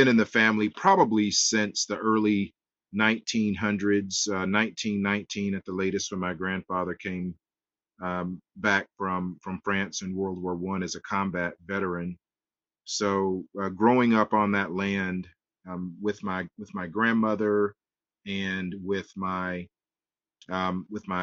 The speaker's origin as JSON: {"language": "English", "town": "Edgefield", "region": "South Carolina", "country": "United States", "tie": "born or raised there", "said": "I grew up in Edgefield, South Carolina"}